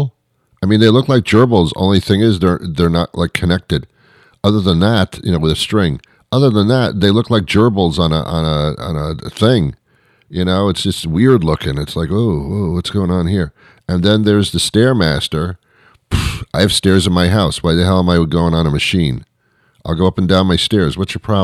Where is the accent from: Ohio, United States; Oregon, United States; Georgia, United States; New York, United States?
New York, United States; New York City; I was brought up in the New York City area